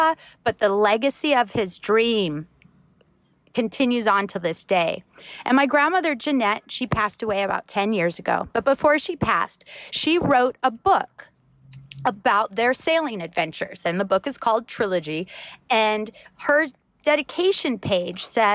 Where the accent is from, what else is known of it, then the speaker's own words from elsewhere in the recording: Maui, Hawaii, United States; my parents have a charter company here in Hawaii